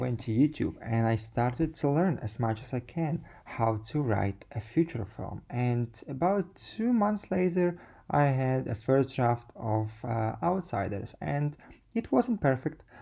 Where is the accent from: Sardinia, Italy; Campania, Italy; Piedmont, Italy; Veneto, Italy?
Sardinia, Italy; moved away; also born or lived in Ukraine; I was born in Ukraine, and then my family moved to Sardinia